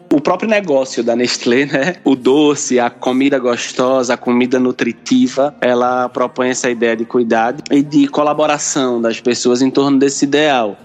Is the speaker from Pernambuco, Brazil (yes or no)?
yes; Pernambuco, Brazil; sou pernambucano, nascido e criado, como costumamos dizer por aqui